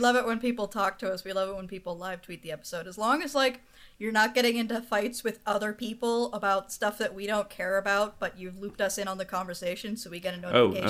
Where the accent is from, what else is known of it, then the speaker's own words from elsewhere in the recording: Edmonton, Alberta, Canada; also born or lived in Windsor, Ontario; I was born in Windsor, Ontario, which is like right across the river from Detroit. And because that sucks, when I was about 3, my family moved me and my brother out to Edmonton, Alberta.